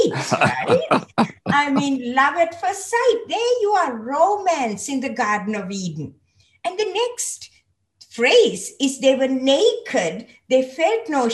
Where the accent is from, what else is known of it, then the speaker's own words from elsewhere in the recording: Sri Lanka; moved away as an adult; also born or lived in Hawaii; I was born in Sri Lanka, so I was born into a Christian family, but I actually came to know the Lord when I was in a school, a Methodist missionary school